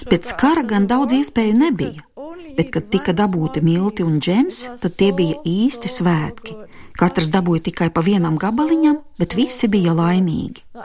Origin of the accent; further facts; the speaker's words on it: United Kingdom; born there; Es varu justies vairāk kā brits, jo esmu dzimis Lielbritānijā